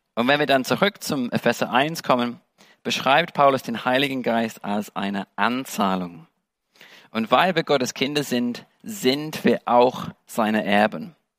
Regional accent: England, United Kingdom; German is a second language; moved away as an adult; also born or lived in Germany; now in Dresden, Germany; ich bin Engländer

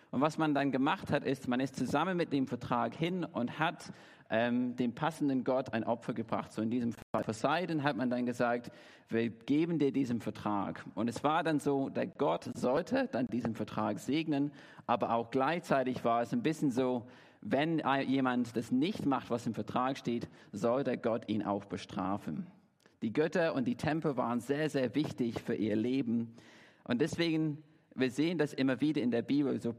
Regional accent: Derby, East Midlands, United Kingdom; German is a second language; now in Dresden, Germany; Ich komme ursprünglich aus Derby in England, wohne jetzt in Deutschland seit elf Jahren, bin hier in Dresden seit drei

